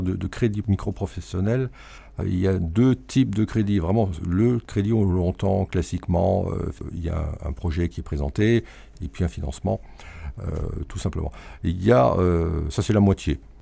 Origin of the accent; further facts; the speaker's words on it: Alsace, Grand Est, France; En tant qu'Alsacien